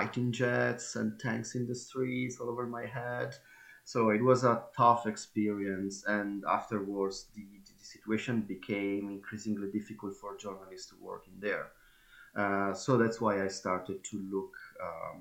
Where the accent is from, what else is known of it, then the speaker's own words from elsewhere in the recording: Bergamo, Lombardy, Italy; moved away as an adult; also born or lived in Turkey; I'm in my hometown, Bergamo